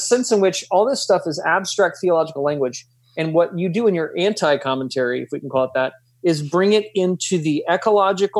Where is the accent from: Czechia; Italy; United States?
United States; as Christians, and we're from the States